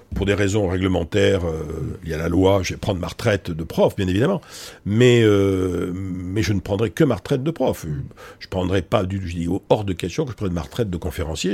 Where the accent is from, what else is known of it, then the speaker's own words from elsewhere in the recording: Bordeaux, Nouvelle-Aquitaine, France; moved away as an adult; now in Paris, France; je suis donc moi d'origine je suis bordelais, hein. je suis né à Bordeaux Bordeaux, grandi. Euh, j'ai quitté Bordeaux en 1984 pour venir m'installer à Paris